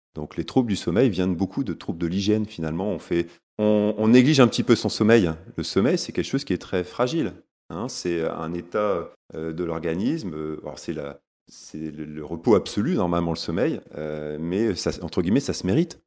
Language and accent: French; Lille, Hauts-de-France, France; accent: ch'ti; Je suis né à Lille, hein, je suis un, gars du Nord, comme on dit, un ch'ti.